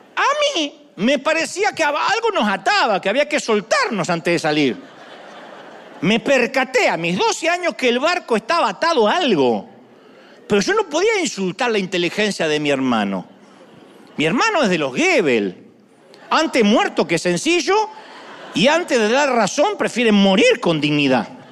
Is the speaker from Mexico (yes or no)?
no; Argentina; Yo soy argentino.